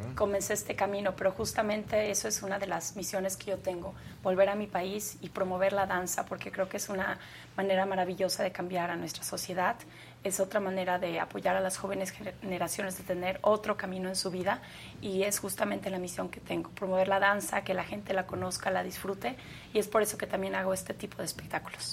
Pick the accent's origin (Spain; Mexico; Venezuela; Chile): Mexico; en mi país